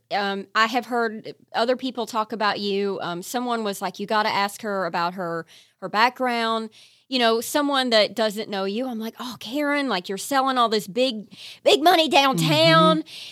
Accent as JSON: {"language": "English", "region": "Eastern Kentucky", "country": "United States", "said": "I'm from right. Eastern Kentucky. We're poor."}